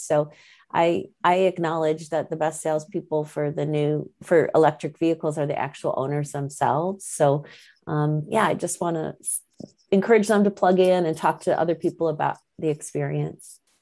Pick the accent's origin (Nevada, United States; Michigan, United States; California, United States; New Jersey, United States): Michigan, United States; moved away; I'm originally from Michigan